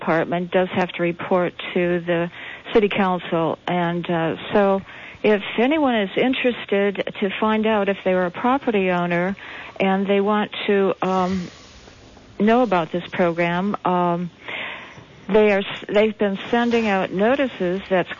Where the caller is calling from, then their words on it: Santa Cruz, California, United States; I'm calling from Santa Cruz